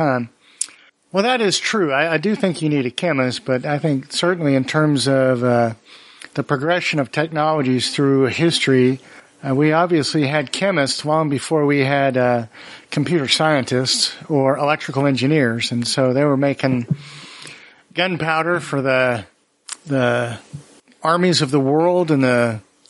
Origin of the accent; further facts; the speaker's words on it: Oregon, United States; I'm from Oregon.